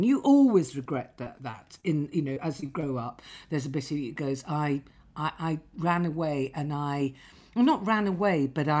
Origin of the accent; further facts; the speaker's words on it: Lytham St Annes, North West England, United Kingdom; moved away; I came from Lytham St Anne's.